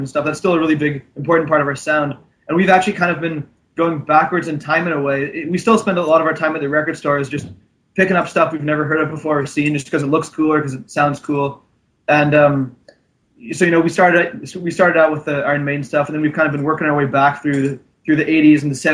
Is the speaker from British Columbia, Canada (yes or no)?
yes; Vancouver, British Columbia, Canada; we're from Vancouver, BC, Canada, and we've been jamming together since about 2007